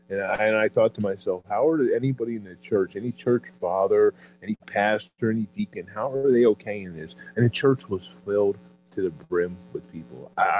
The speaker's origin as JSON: {"language": "English", "town": "Philadelphia", "region": "Pennsylvania", "country": "United States", "said": "I'm from Philadelphia, not New York."}